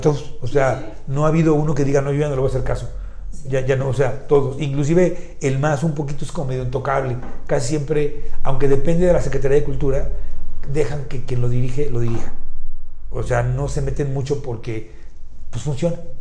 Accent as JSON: {"language": "Spanish", "country": "Mexico"}